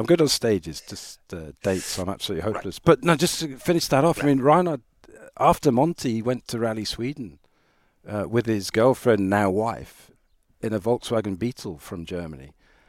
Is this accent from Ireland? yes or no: yes; Ireland; So road racing was very much, you know, I'm Irish, and that's part of the culture there.